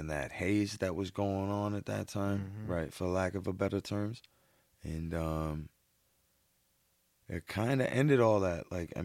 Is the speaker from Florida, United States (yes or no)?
no; Boston, Massachusetts, United States; born or raised there